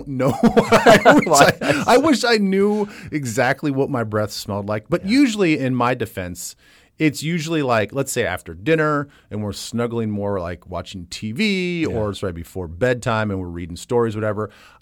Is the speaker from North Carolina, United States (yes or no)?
no; Vermillion, South Dakota, United States; I was growing up in Vermilion, South Dakota. You know, really.